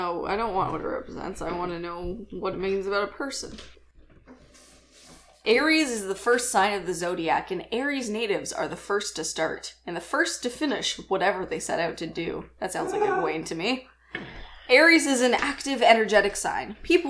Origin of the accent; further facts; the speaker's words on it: Canada; It's my birthday, it's Thanksgiving, because we're Canadian.